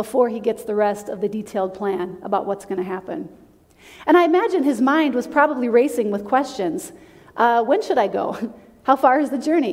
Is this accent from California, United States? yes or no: no; South Dakota, United States; moved away; When I was growing up, I grew up in South Dakota